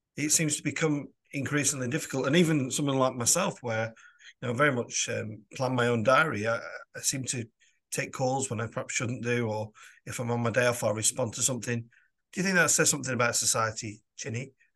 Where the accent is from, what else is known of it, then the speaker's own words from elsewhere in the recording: Lancashire, North West England, United Kingdom; also born or lived in London; As a boy, I moved from London to, to Lancashire